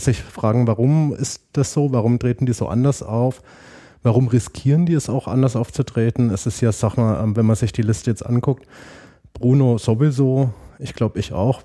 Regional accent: Münnerstadt, Bavaria, Germany; moved away as an adult; also born or lived in Marburg / Lake Constance / Erlangen; now in Berlin, Germany; bin dann groß geworden in einem kleinen Städtchen, das hieß Münnerstadt, das ist dann in der Mitte zwischen Würzburg und Fulda

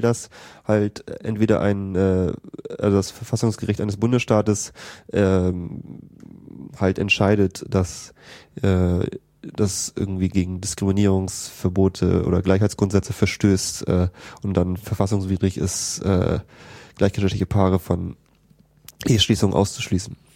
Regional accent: a suburb of Hamburg, Schleswig-Holstein, Germany; also born or lived in United States; ich komme aus Schleswig-Holstein und äh, aus einem Vorort von Hamburg

